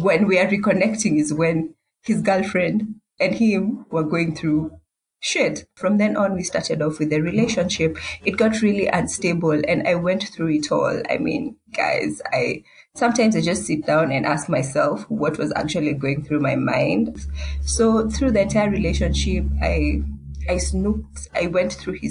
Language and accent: English; Nairobi, Kenya; I'm from Nairobi, Kenya